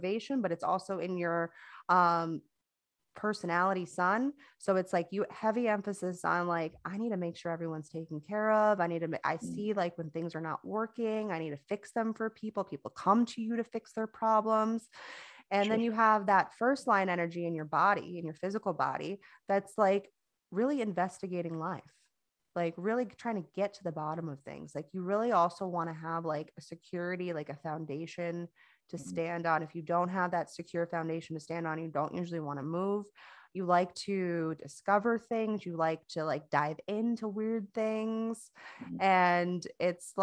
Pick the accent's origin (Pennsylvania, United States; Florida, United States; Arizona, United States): Florida, United States; moved away as an adult; now in North Carolina, United States; I'm actually from Florida, not from North Carolina. As you can probably hear, I don't have an accent. I'm not from here.